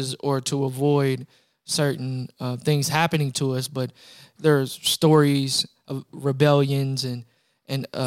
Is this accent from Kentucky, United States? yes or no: yes; Louisville, Kentucky, United States; I'm from Louisville, Kentucky